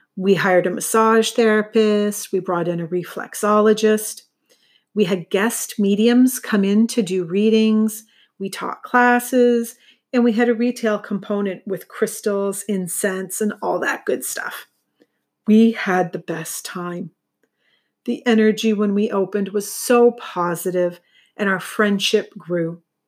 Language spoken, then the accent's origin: English; St. Catharines, Ontario, Canada; Saint Catharines, which is my hometown